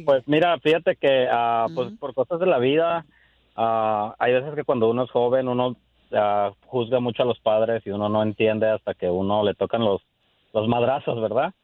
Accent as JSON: {"language": "Spanish", "town": "Guadalajara", "region": "Jalisco", "country": "Mexico", "moved": "yes", "lives_now": "United States", "said": "somos de Guadalajara"}